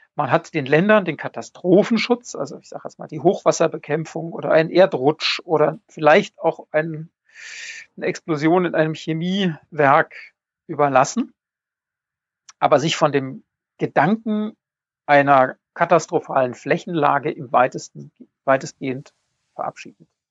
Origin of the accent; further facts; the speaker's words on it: Bonn, North Rhine-Westphalia, Germany; Ich, ich komme aus Bonn